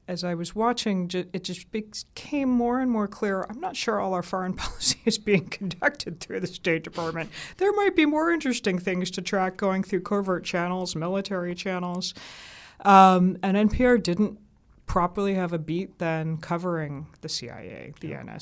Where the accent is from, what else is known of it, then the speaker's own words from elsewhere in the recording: the South, United States; accent: southern; because my southern accent was trained right out of me at the BBC.